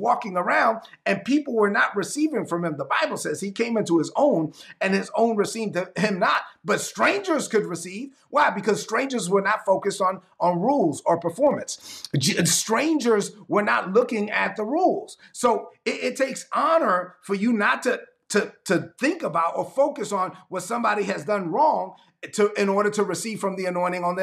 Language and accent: English; New York City, New York, United States; I'm a Dominican kid from Brooklyn